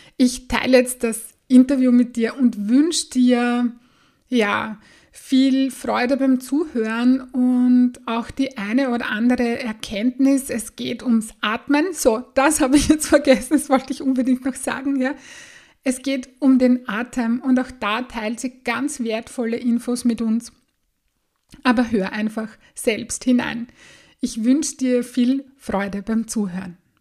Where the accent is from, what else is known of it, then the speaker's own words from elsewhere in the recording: Bad Sauerbrunn, Burgenland, Austria; Ich bin im Burgenland aufgewachsen, in Bad Sauerbrunn